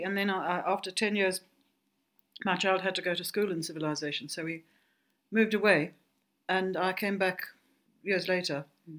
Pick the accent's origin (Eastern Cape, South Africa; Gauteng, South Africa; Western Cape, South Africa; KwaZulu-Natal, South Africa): Gauteng, South Africa; Johannesburg; now in Greyton, South Africa; I come from Johannesburg.